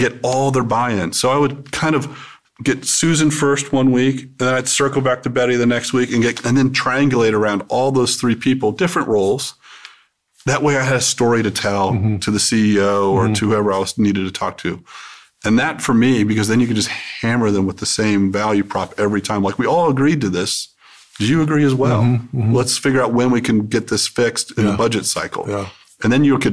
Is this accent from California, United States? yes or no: no; Cincinnati, Ohio, United States; moved away; I was from Ohio, so I understood the culture there